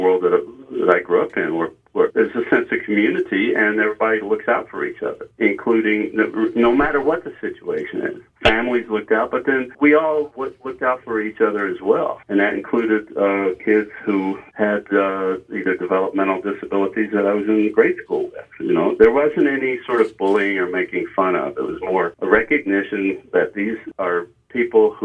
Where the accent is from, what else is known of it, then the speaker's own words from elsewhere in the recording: Kentucky, United States; moved away; the Kentucky that I was a child